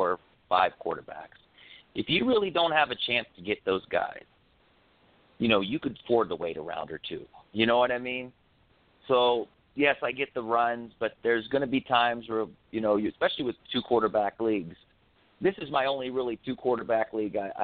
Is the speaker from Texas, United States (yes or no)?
no; Orlando, Florida, United States; moved away as an adult; now in Las Vegas, United States; I grew up in Orlando